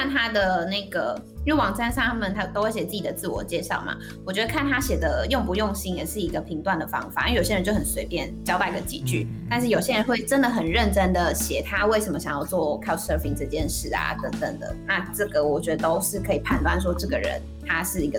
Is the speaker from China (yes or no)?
no; Taiwan; 我们来自台湾。